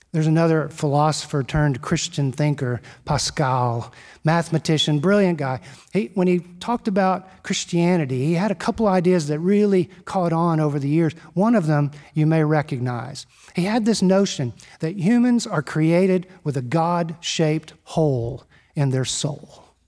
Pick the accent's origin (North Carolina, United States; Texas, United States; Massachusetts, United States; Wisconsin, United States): Texas, United States; Houston; I'm a Texan. born and raised in Houston, Texas